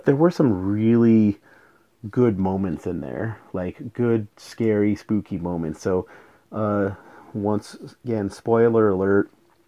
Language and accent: English; New Mexico, United States; moved away; I'm from New Mexico originally